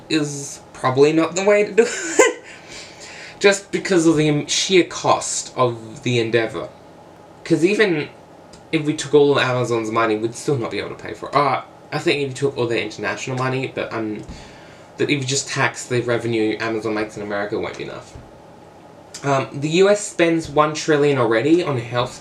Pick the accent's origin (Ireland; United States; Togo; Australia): Australia; I'm not American, I'm Australian